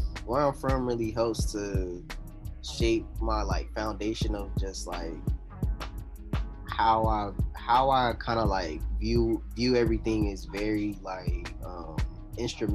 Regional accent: Shelby, North Carolina, United States; moved away; also born or lived in Florida / Texas / California; I'm from Shelby, North Carolina

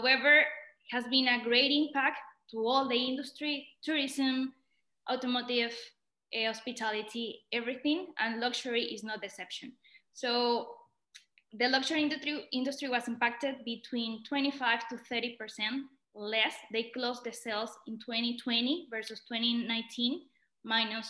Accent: Venezuela; moved away as an adult; also born or lived in London / Dubai / San Francisco; I'm originally from Venezuela. I was born and raised there

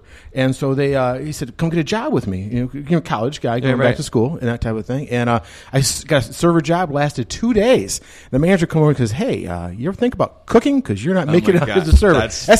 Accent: Michigan, United States; moved away as an adult; I'm a big Michigan fan. It's one of the first things I can tell everybody. I was raised in Michigan

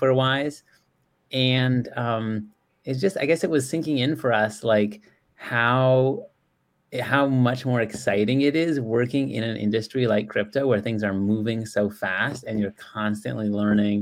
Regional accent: San Diego, California, United States; also born or lived in Bay Area, California; I was actually born in the Bay Area, but grew up in San Diego

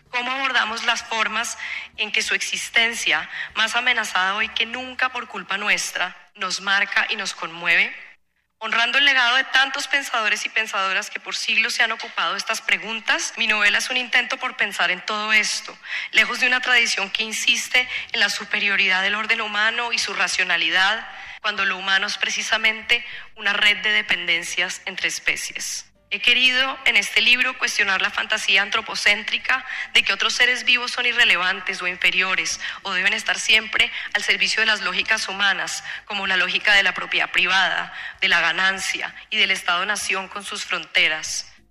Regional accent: Colombia; now in United States; los bosques en los que crecí en Colombia y en los que ahora vivo en Estados Unidos

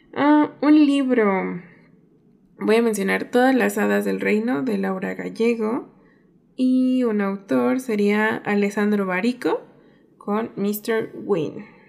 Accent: Mexico; mi país

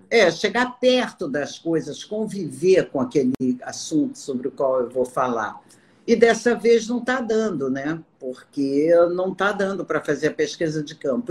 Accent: Amazon, Acre, Brazil; moved away; Lá no Acre, por exemplo, eu sou da Amazônia

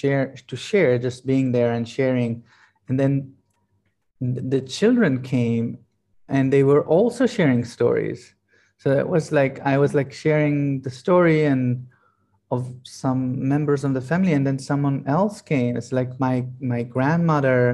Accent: Israel; now in Italy; we live in Italy, and I'm originally from Israel

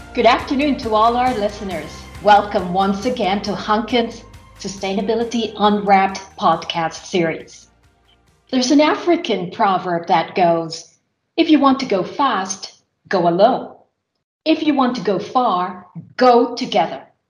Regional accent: Philippines; moved away as an adult; now in Finland; my university years back in my home country, which is the Philippines

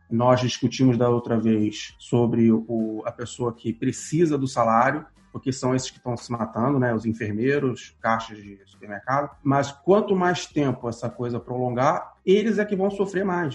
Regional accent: Rio de Janeiro, Brazil; moved away as an adult; now in Portugal; vivi metade da minha expectativa de vida no Rio de Janeiro. Nasci no Rio, sou carioca

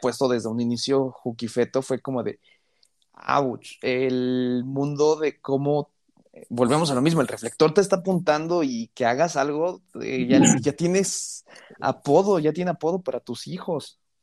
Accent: Mexico; los dos somos mexicanos.

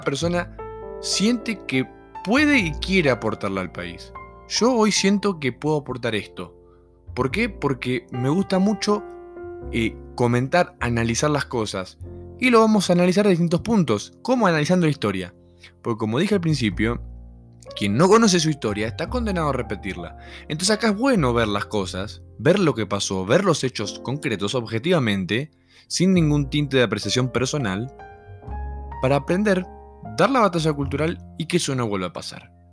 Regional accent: Argentina; moved away as an adult; now in Mexico; no es mi país. Yo quiero volver a Argentina

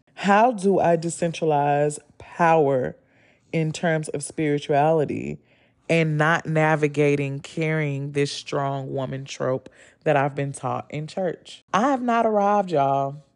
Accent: the South, United States; I'm from the South

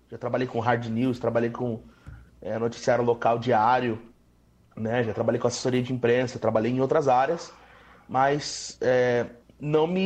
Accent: São Paulo, Brazil; born there; eu sou nascido em São Paulo

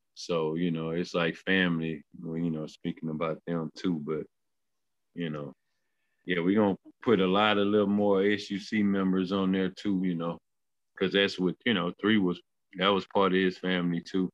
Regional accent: Missouri City, Texas, United States; I grew up in Mo City, you know. So you know, I'm a Mo City boy

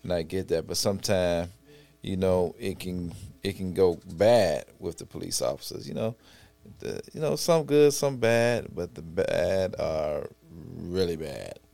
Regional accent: Chicago, Illinois, United States; growing up in Inglewood slash Auburn, Gresham

